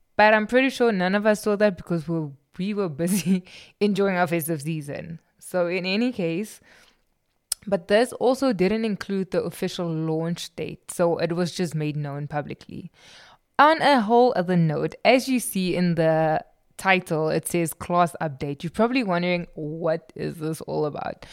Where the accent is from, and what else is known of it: South Africa